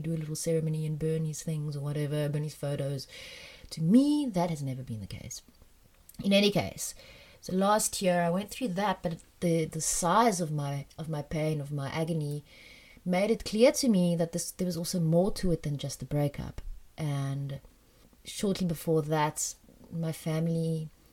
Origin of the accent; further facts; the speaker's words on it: South Africa; also born or lived in France; When I was 9 and a half, we moved back from France to South Africa